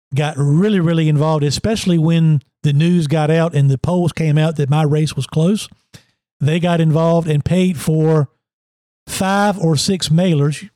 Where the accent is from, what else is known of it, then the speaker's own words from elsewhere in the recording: Emporia, Virginia, United States; I'm from Emporia.